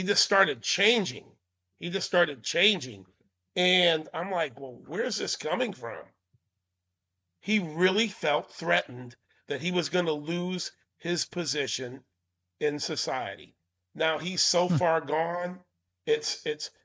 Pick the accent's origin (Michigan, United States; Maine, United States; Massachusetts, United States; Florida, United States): Maine, United States; I was born in Maine